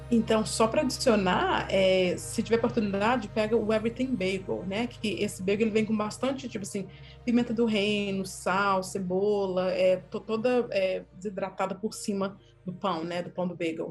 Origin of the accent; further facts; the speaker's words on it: Minas Gerais, Brazil; moved away; eu sou mineira, né, mas saí do Brasil, de Minas, né, bem nova